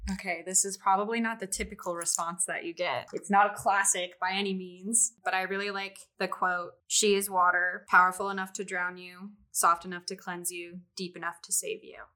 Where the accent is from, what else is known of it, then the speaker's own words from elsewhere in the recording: Missoula, Montana, United States; moved away as an adult; also born or lived in Boise, Idaho; I grew up in Missoula, Montana, and I went to school at the University of Montana